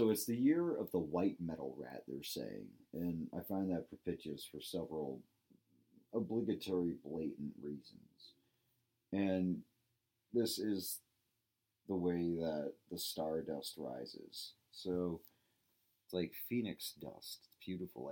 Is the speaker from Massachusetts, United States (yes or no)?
yes; Medway, Massachusetts, United States; my hometown Medway, Massachusetts